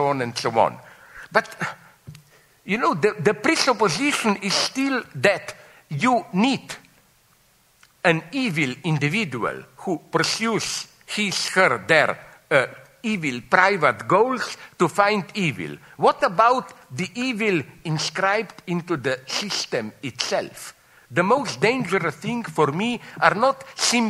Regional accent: Slovenia; I'm from Slovenia

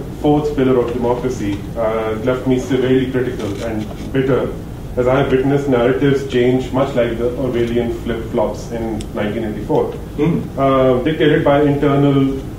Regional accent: Pakistan; I'm originally from Pakistan, which is much further right of Slovenia and Hungary.

